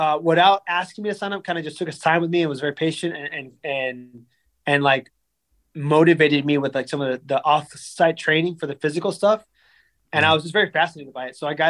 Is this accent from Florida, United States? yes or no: yes; Silver Lakes, Florida, United States; I grew up in Silver Lakes